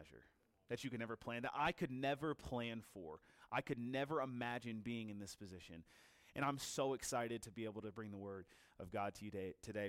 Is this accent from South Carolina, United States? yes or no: no; Virginia, United States; I'm from Virginia, so it's like half an hour from Washington, D.C. I've been there my whole life.